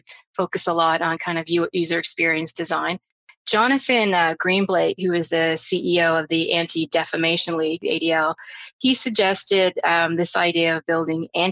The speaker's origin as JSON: {"language": "English", "country": "Canada", "said": "I'm Canadian"}